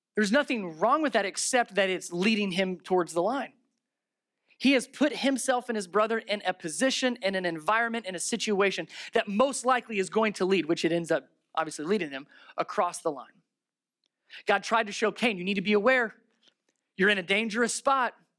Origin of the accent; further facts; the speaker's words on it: Ohio, United States; I'm from Ohio